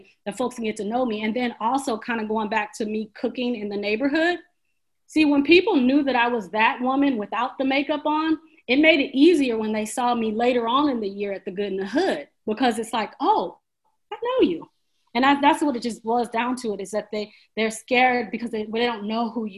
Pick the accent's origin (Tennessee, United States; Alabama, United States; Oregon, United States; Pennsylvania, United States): Oregon, United States; Portland; I grew up in Portland, one of the whitest cities